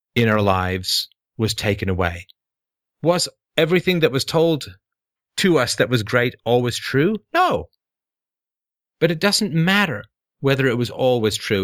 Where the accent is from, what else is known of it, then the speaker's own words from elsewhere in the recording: England, United Kingdom; I grew up with a lot of patriotism growing up in England.